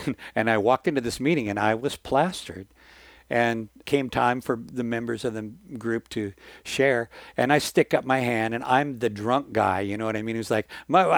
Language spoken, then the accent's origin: English; Washington, United States; moved away as an adult; my hometown in Washington State